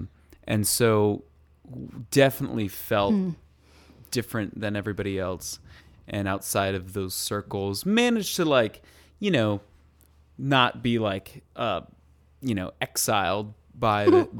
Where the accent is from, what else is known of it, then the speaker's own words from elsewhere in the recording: Colorado, United States; And I was the Asian boy. And I'm sure that you can relate to this, too, growing up in Colorado, where we are surrounded by whitey people.